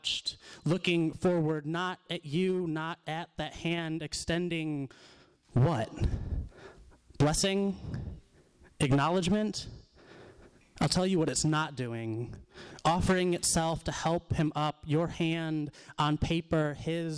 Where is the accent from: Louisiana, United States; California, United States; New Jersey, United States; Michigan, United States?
Michigan, United States; Detroit; I'm from Detroit.